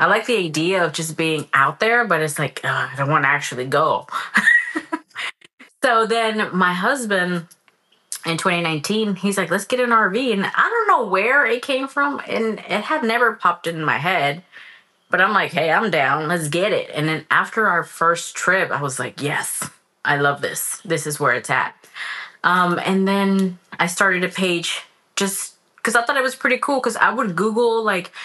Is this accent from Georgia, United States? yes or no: no; California, United States; moved away as an adult; I'm from California